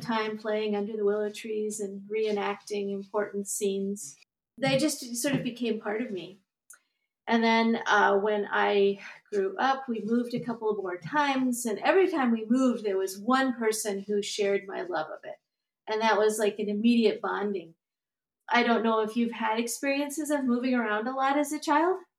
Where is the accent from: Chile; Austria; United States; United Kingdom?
United States; moved away as an adult; also born or lived in Virginia / Alabama; now in Twin Cities, United States; I grew up mostly in Mississippi and Alabama.